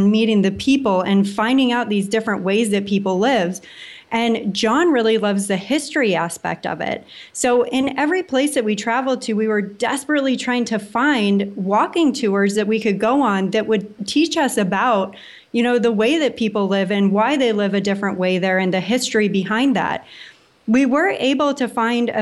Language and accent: English; San Diego, California, United States; moved away as an adult; also born or lived in Oregon; now in Puerto Rico; I was born in Oregon, but I've spent most of my years in Southern California and San Diego